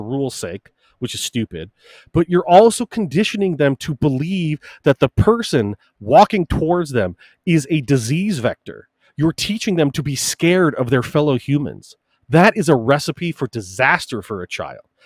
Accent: United States; as both an American born and bred and a Christian

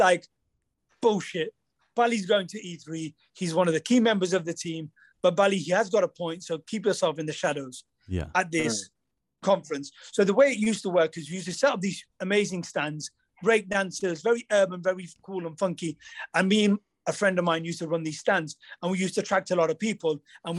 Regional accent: India; When somebody asks me who I am, where I'm from India.

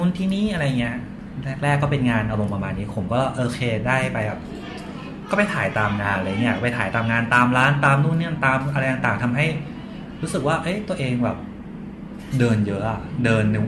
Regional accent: Chanthaburi, Thailand; moved away as an adult; now in Bangkok, Thailand; ผมเป็นคนจันทบุรีครับแล้วก็มาอยู่กรุงเทพตอนเรียนแบบมหาลัย

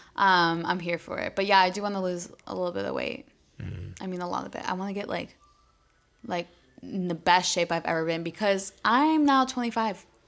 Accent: Buffalo, New York, United States; I'm from the seven one six

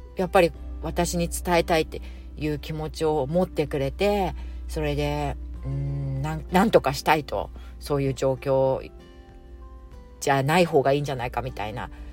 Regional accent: Japan; now in Singapore; 私がまあ一応日本人だし、日本わかるから

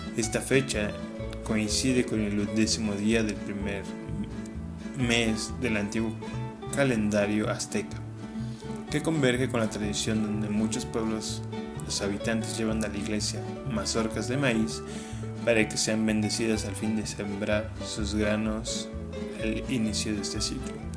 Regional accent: Mexico; el tamal va a seguir siendo parte de nuestra dieta como mexicanos

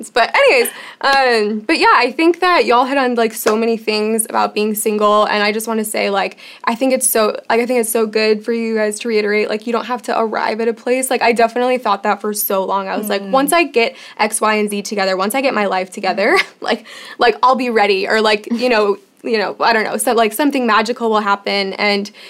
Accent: Chicago, Illinois, United States; moved away as an adult; yeah, I came from Chicago, and I feel like no one wanted to date there.

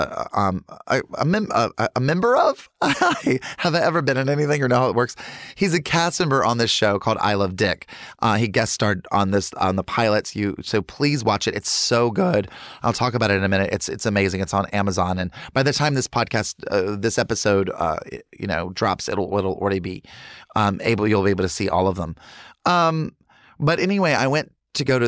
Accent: Charlotte, North Carolina, United States; I grew up in Charlotte, North Carolina in the 80s

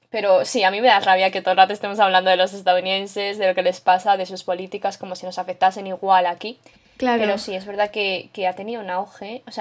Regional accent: Canada; somos, porque yo soy canadiense.

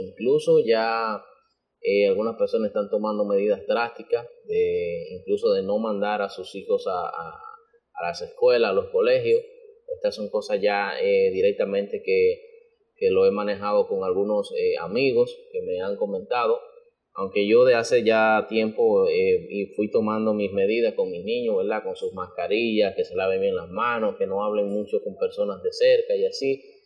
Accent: Dominican Republic; como dominicanos

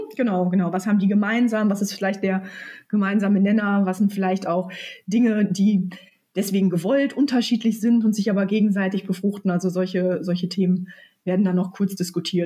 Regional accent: near Münster, North Rhine-Westphalia, Germany; also born or lived in London; ich komme tatsächlich aus der Nähe von Münster, also ähm, aus dem Kreis Großfeld, also ein Stück weg, so 20 Minuten von Münster.

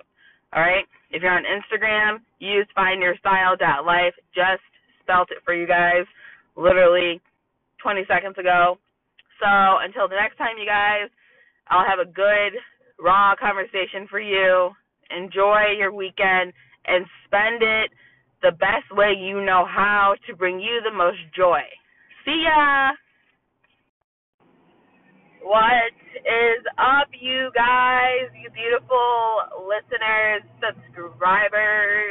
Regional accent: Toledo, Ohio, United States; I'm from Toledo, Ohio.

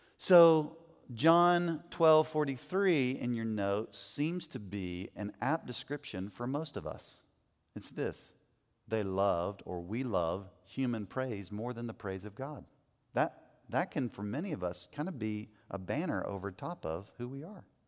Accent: United States; as American men

